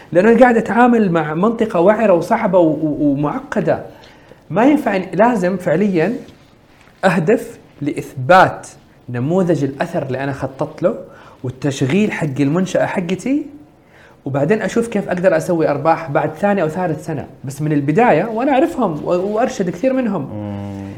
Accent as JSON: {"language": "Arabic", "country": "Saudi Arabia", "said": "عندنا في السعوديه"}